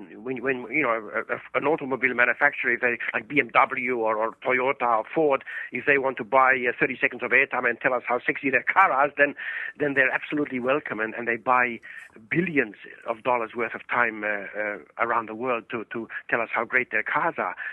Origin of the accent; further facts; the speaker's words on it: Estonia; moved away; I was born in Estonia many, many years ago, and and, and there in in Estonia, uh, for 50 years